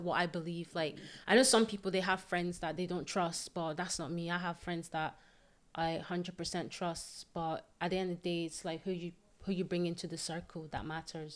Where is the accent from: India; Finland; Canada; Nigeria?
Nigeria; also born or lived in Scotland; now in Paisley, United Kingdom; I am originally from Nigeria. Yeah. And I currently live in Scotland.